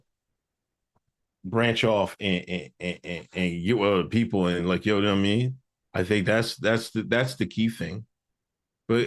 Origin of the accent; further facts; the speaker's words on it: Exton, Pennsylvania, United States; moved away; I'm from Exton, Pennsylvania.